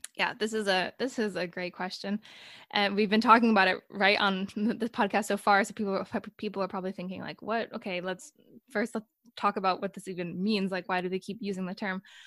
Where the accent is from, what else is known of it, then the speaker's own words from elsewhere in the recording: United States; moved away as an adult; now in Sweden; I'm an American, but I'm actually living in Sweden right now, and I've been there for yeah, let's say four years